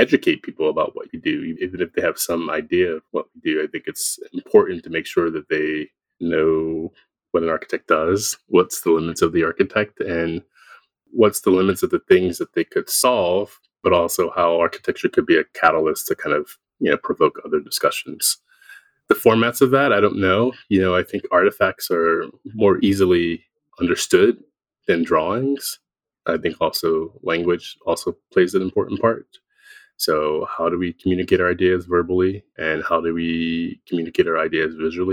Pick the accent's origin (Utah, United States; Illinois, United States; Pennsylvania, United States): Pennsylvania, United States; Philadelphia; I grew up in Philadelphia in the kind of cultural consciousness of the city.